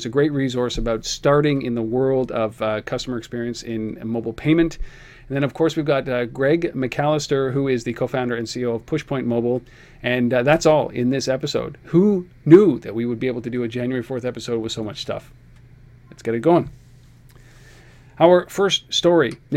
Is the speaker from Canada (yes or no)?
yes; Canada; we're Canadian